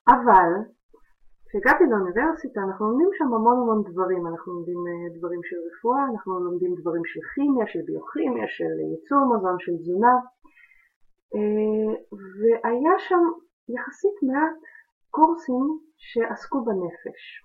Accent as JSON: {"language": "Hebrew", "country": "Ukraine", "tie": "born or raised there", "moved": "yes", "said": "בילדות שלי שגדלתי באוקראינה"}